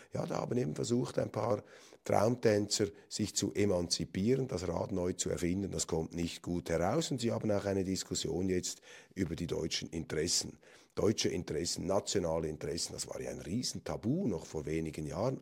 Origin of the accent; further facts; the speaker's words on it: Switzerland; als Schweizer